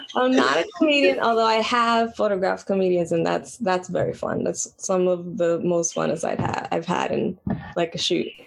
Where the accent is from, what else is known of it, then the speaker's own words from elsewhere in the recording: New York City, New York, United States; I was born and raised in Washington Heights